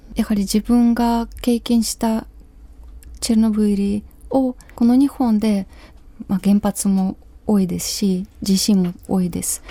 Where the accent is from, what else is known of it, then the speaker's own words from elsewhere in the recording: Kyiv Oblast, Ukraine; Japanese is a second language; moved away as an adult; now in Japan; 私のふるさとウクライナ